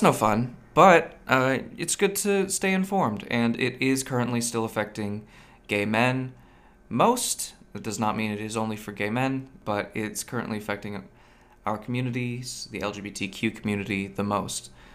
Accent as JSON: {"language": "English", "area": "near Monterey Bay", "region": "California", "country": "United States", "tie": "born or raised there", "moved": "yes", "lives_now": "Seattle, United States", "said": "I grew up near the Monterey Bay Aquarium"}